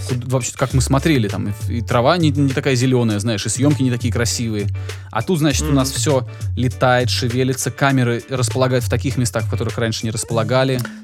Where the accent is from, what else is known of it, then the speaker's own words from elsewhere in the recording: Georgia; я человек грузин